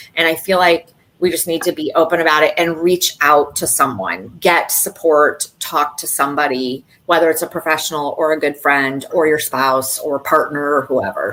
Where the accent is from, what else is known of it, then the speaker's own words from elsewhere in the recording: Michigan, United States; now in South Florida, United States; I'm also a Midwest girl at heart from Michigan originally. And but I've also been down here in South Florida for a very long time